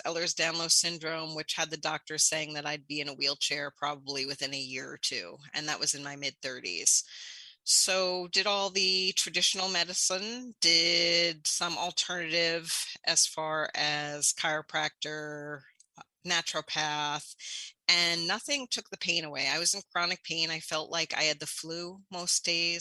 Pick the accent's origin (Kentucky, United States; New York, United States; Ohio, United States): New York, United States; New York City; I grew up in New York City, saw addiction firsthand